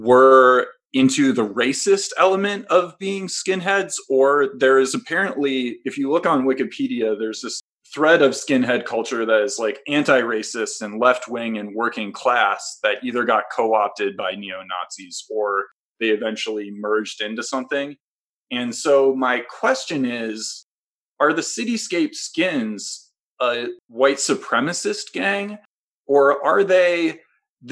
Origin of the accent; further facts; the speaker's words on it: Milwaukee, Wisconsin, United States; I grew up in Milwaukee